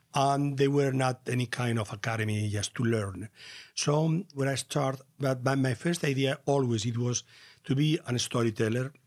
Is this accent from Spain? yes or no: yes; Castilla-La Mancha, Spain; English is a second language; I was born in La Mancha, in a rural place in nineteen forty-nine.